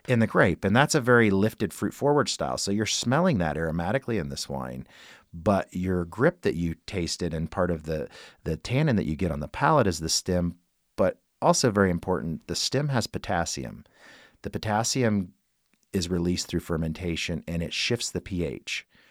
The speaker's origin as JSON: {"language": "English", "town": "Kokomo", "region": "Indiana", "country": "United States", "tie": "born or raised there", "moved": "yes", "said": "my hometown of Kokomo, Indiana"}